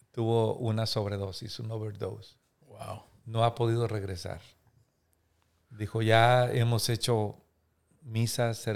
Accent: Múzquiz, Coahuila, Mexico; yo soy originario de Musquis y yo quería que ella conociera

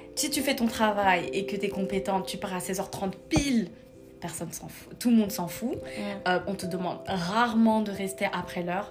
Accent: Paris, Île-de-France, France; moved away as an adult; now in Quebec, Canada; j'ai grandi à Paris, j'ai fait mes études à Paris

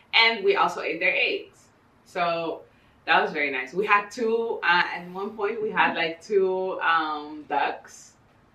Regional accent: Ecuador; also born or lived in Bogota, Colombia; And then we moved to Ecuador.

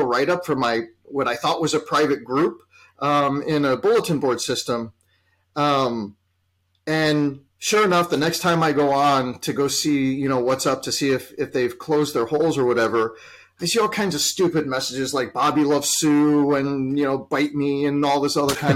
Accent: Chicago, Illinois, United States; here in my hometown of Chicago

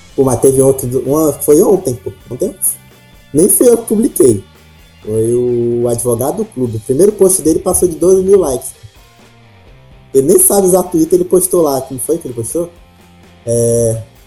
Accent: Parnaíba, Piauí, Brazil; eu sou da cidade de Parnaíba, que é um pouco mais em cima, é, no litoral, mas também é na, na parte norte do Piauí.

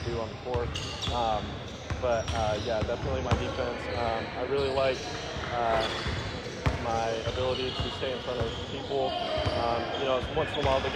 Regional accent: Boise, Idaho, United States; I come from Boise, Idaho

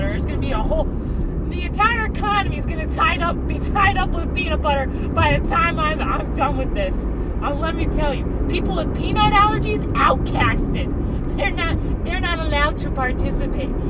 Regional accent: New York, United States; I'm from New York. From New York, I pick up Red Lobster.

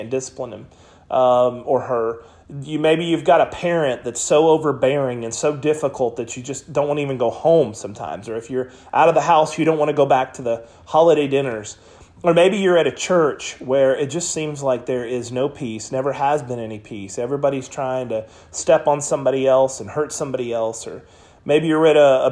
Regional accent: United States; also born or lived in Oklahoma / Missouri; I was raised in Oklahoma and Missouri

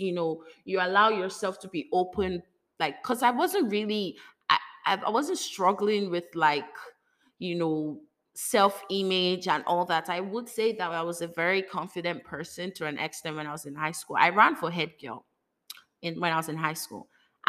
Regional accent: Lagos, Nigeria; You know, I'm coming from Lagos, Nigeria, where, you know, it's not like they don't do it, but like, you are hiding.

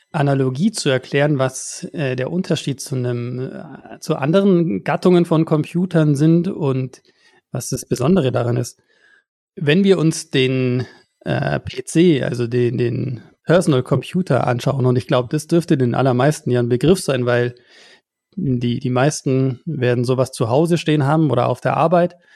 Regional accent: Bavaria, Germany; Also ich, ich komme hier aus dem Allgäu, sehr, sehr weit weg von, von eurer Homebase.

